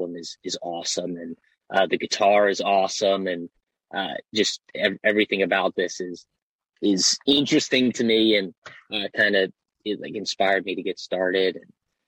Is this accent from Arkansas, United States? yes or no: no; Baltimore, Maryland, United States; I'm from Baltimore